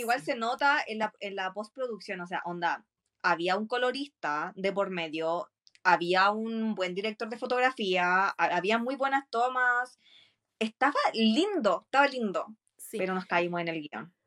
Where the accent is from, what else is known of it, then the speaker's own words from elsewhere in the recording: Chile; soy chilena